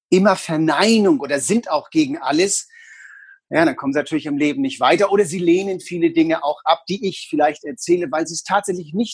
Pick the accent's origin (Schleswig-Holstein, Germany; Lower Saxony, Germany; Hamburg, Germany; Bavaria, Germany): Hamburg, Germany; also born or lived in Berlin; Also ich habe 18 Jahre in Hamburg gelebt, dann habe ich 28 Jahre in Berlin gewohnt und bin dort in die Versicherungswirtschaft mit 19 gegangen.